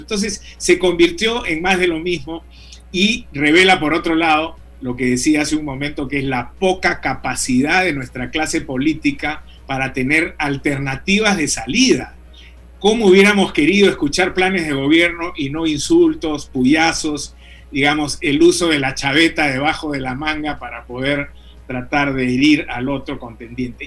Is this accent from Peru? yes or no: yes; Peru; nosotros hemos sido como peruanos